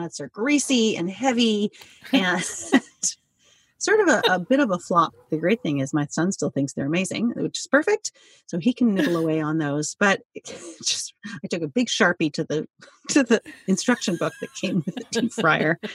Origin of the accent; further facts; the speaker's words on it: Quebec, Canada; I'm from Quebec